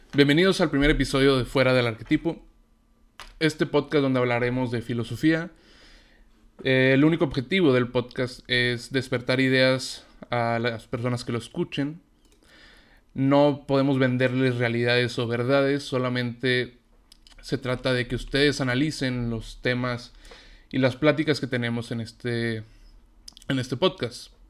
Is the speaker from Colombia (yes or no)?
no; Mexico; yo soy de México